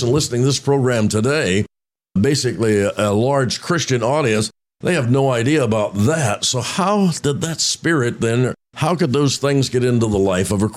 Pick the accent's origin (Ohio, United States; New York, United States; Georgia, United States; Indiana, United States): Indiana, United States; Roanoke; growing up in Roanoke, Indiana